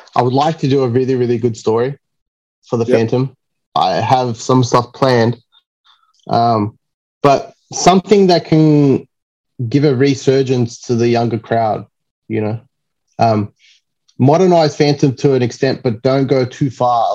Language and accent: English; Sydney, New South Wales, Australia; It's my hometown.